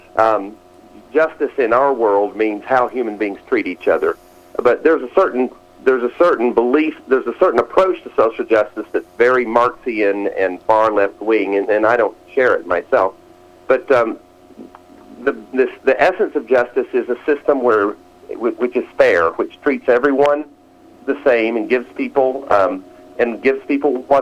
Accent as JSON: {"language": "English", "region": "Alabama", "country": "United States", "tie": "born or raised there", "said": "I grew up in Alabama during the 1960s."}